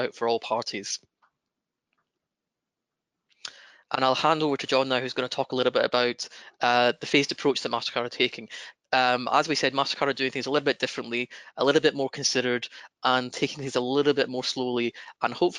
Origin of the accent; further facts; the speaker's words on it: Scotland, United Kingdom; accent: broad Scottish; my broad Scottish accent